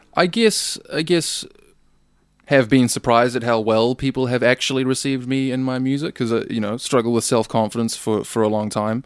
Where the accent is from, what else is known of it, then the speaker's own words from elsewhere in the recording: New Zealand; I'm just a Kiwi